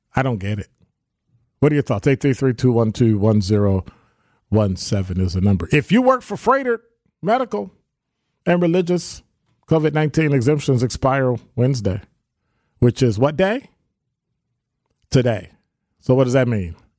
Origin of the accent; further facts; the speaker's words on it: Wisconsin, United States; our sense of being a Wisconsinite